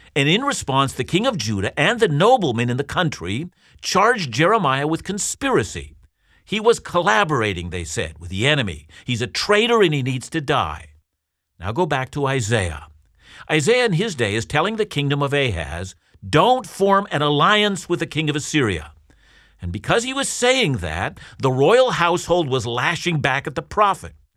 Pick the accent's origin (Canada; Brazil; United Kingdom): Canada; as a Canadian Christian